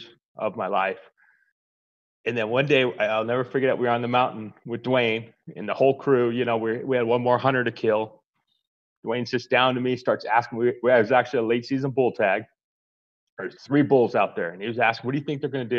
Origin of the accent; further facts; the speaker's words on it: Arizona, United States; Born and raised in Arizona. I'm actually a third generation Arizona